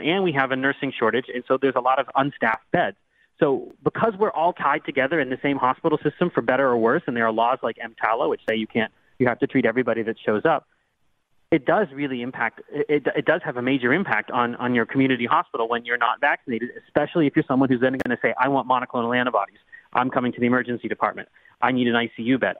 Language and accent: English; Pittsburgh, Pennsylvania, United States; also born or lived in Butler, Pennsylvania; I grew up in the Pittsburgh area. I live and practice in the Pittsburgh area